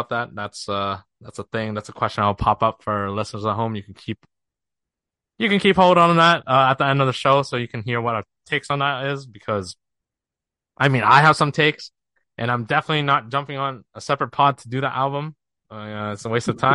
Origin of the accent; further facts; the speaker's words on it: Ontario, Canada; we're both from Canada. The closest city for us to is Toronto, the Six.